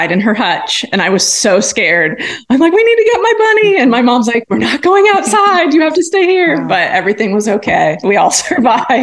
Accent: Iowa, United States; now in Southwest Missouri, United States; I grew up in Iowa where, you know, grasslands abound.

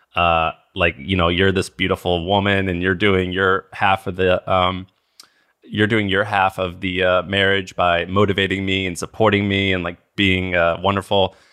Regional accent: Missouri, United States; I grew up in Missouri

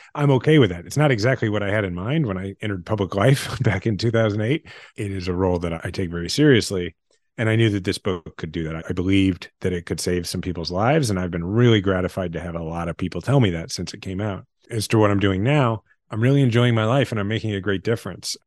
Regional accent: Kansas City, Missouri, United States; also born or lived in Washington, D.C.; my kids are sixth generation Kansas Cityans. I love my hometown

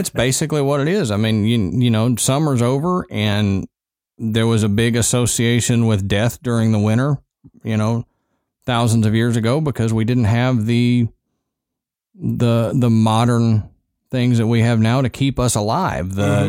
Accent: Texas, United States; Yeah, I grew up in Texas.

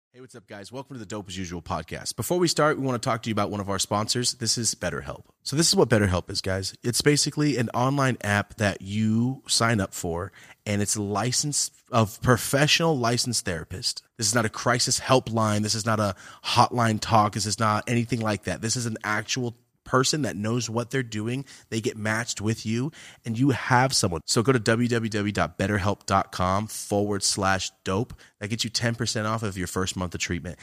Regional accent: Merced, California, United States; now in Irvine, United States; I'm from Merced

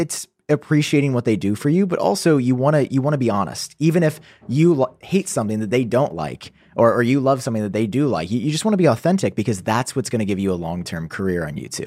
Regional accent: United States; an American citizen

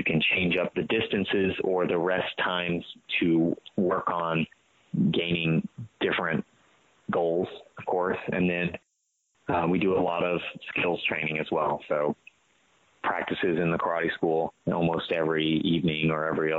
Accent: United States; As Americans

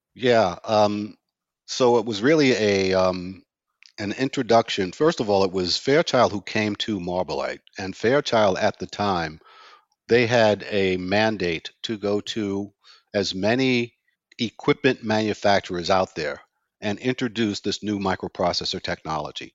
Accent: New York City, New York, United States; growing up in Brownsville was growing up in a ghetto environment

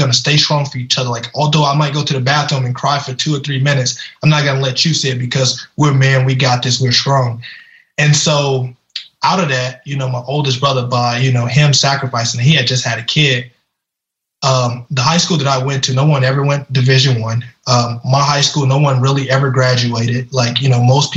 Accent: Louisiana, United States; I grew up in Louisiana. You know, we didn't have much.

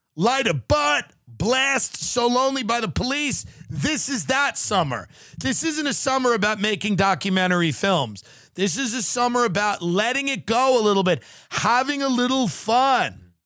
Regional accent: Long Island, New York, United States; an Irish Catholic from Long Island

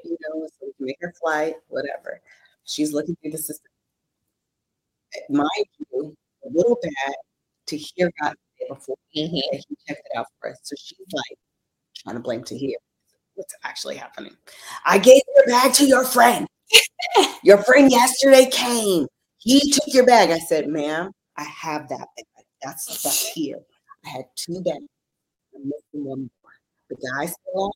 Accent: United States; I want to like own that as an American

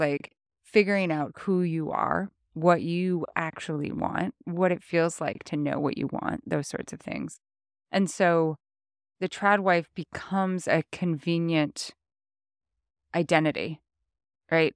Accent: North Idaho, United States; moved away; also born or lived in Montana; growing up in North Idaho

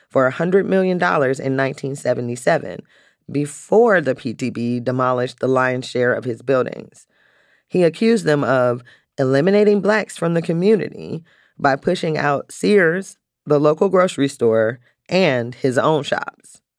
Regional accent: Cleveland, Ohio, United States; I'm a Clevelander. I grew up in Cleveland. I went to yeah. Cleveland City Schools.

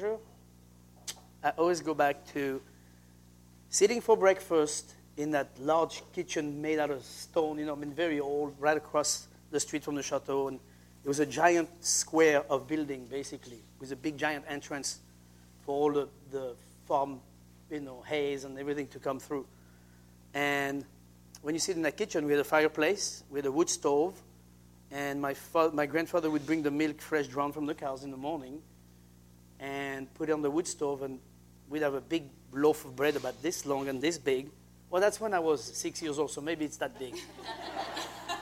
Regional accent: Saint-Hilaire-de-Loulay, Pays de la Loire, France; now in Seattle, United States; That would never happen in France. I mean, especially in my hometown.

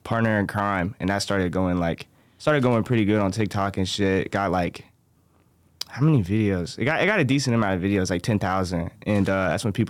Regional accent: Raleigh, North Carolina, United States; I'm from Raleigh.

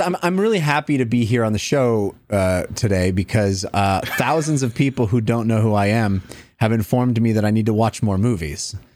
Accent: the Delta in the Bay Area, California, United States; moved away; I grew up on the Delta in the Bay Area, and we grew up boating

